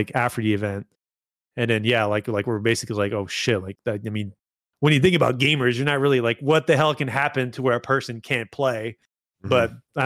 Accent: Canada; I'm Canadian

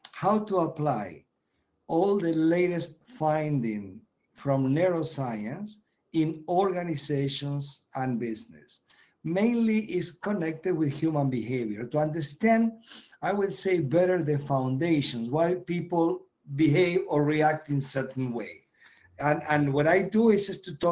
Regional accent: Argentina; moved away as an adult; also born or lived in Europe; I'm born and raised in Argentina.

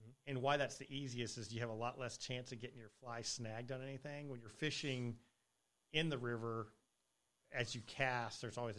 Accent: Colorado, United States; moved away; I was originally from Colorado

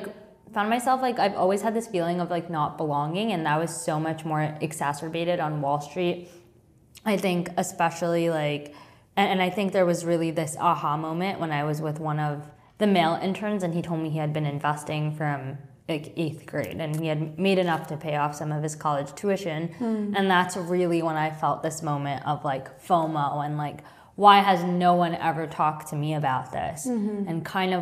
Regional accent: Long Island, New York, United States; I grew up on Long Island

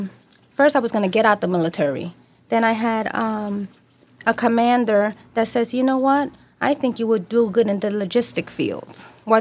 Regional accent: New York City, New York, United States; I was born and raised in New York

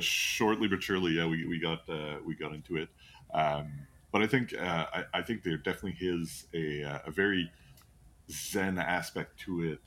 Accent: Canada; we're, we're from Canada.

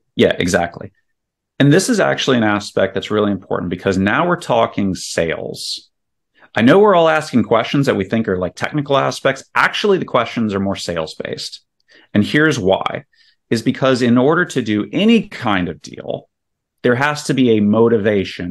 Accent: Virginia, United States; moved away as an adult; also born or lived in South Carolina / Saudi Arabia / Houston, Texas; now in Spring, Texas, United States; I grew up in Virginia

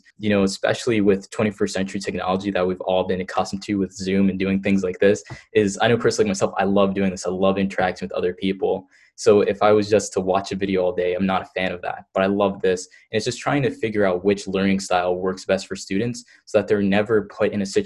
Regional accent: New Jersey, United States; I'm from New Jersey

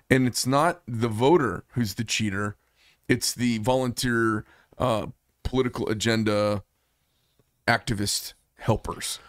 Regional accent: Arizona, United States; I'm from Arizona

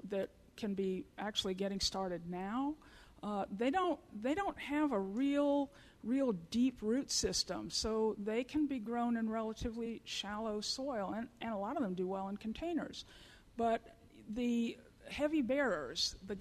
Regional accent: Florida, United States; moved away; also born or lived in Missouri / Iowa; I grew up in Florida in Zone 10.

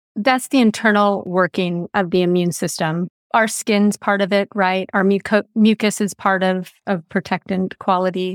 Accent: California, United States; I am being a Californian and raised a Californian

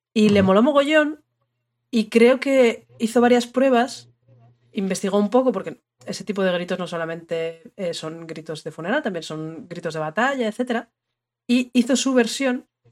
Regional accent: northern Spain, Spain; de toda la vida en el norte lo hemos llamado Irrinchi

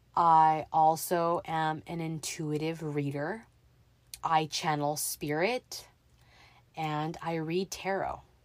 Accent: Los Angeles, California, United States; I was raised in the San Fernando Valley, born in Mission Hills

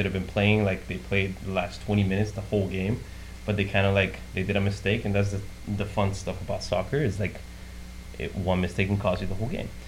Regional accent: Ecuador; moved away; I'm from Ecuador

